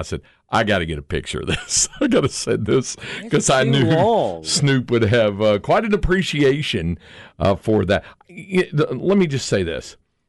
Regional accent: North Carolina, United States; When I was growing up in North Carolina, and I told you my number one allergy was to ragweed.

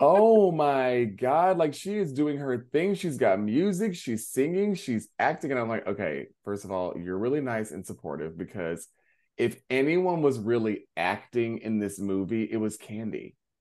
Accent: North Carolina, United States; I'm from the South. This is because of me from North Carolina

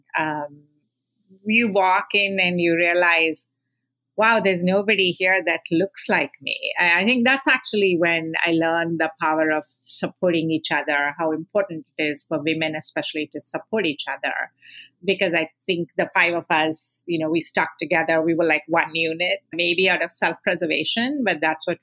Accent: India; I grew up in India

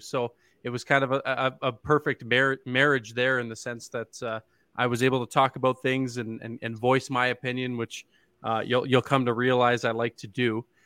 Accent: Ontario, Canada; now in Calgary, Canada; I'm from Ontario

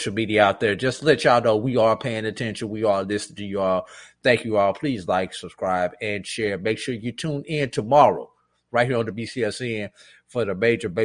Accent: St. Louis, Missouri, United States; my hometown is St. Louis, Missouri

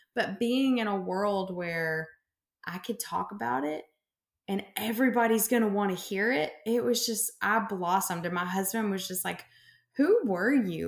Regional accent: Memphis, Tennessee, United States; I'm from Memphis

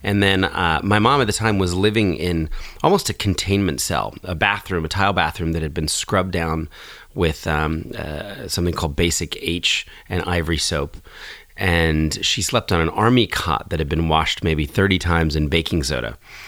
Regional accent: New Jersey, United States; also born or lived in Philadelphia; And when I was four, we moved from Philadelphia to get closer to my dad's new job. To the suburbs of southern Jersey.

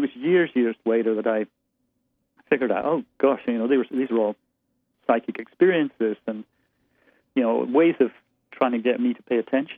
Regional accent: Aberdeen, Scotland, United Kingdom; moved away as an adult; I was born and raised there. I was in Scotland until I was 23, and then left college, spent time in Lo

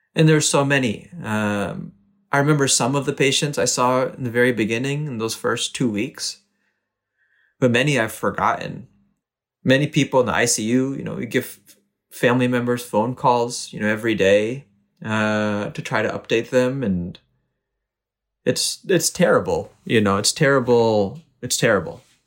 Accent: Naugatuck, Connecticut, United States; also born or lived in Boston, Massachusetts; I came to the States when I was eight months old. to a small town called Naugatuck, Connecticut

